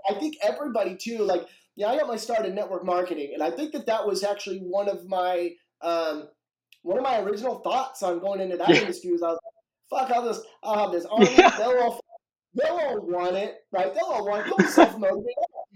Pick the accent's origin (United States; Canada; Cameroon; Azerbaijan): United States; Washington; I'm from Washington.